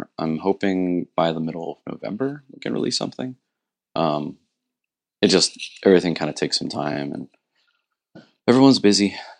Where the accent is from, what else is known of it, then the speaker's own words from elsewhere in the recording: Martins Ferry, Ohio, United States; moved away as an adult; now in Morgantown, United States; I'm actually from Martins Ferry, Ohio, which is about an hour and a half from here. I was born there, raised there, and I just moved to Morgantown 12 years ago